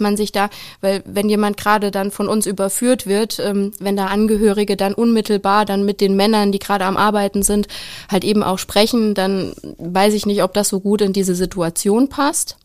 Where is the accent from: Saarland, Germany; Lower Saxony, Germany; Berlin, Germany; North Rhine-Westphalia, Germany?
Saarland, Germany; ich komme aus dem schönen kleinen Saarland